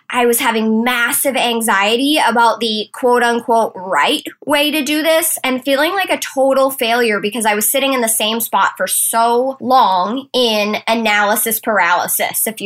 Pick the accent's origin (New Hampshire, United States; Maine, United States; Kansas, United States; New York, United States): Maine, United States; accent: Maine; So, I've been in Maine, y'all, and I think I might be getting my accent back. We actually went down to the coast this weekend, ate some lobster, and just had the best time. So, if you catch me in some sort of Maine speak, I woke up like this.